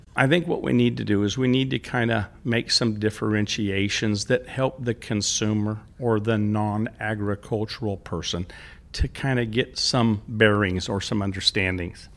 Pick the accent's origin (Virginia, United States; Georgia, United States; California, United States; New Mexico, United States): California, United States; Central; also born or lived in Selma, California; growing up in Central California in the fifties and the sixties